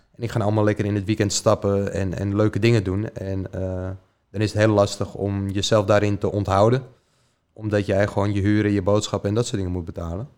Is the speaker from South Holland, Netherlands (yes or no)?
no; Diemen, North Holland, Netherlands; ik ben opgegroeid in Diemen, samen bij mijn moeder thuis